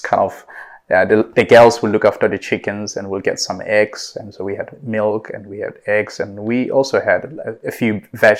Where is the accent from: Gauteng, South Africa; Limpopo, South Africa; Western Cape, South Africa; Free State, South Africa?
Free State, South Africa; Clarens; also born or lived in United Kingdom; now in Dubai, United Arab Emirates; I'm originally from South Africa, from a very small town in South Africa called Clarens.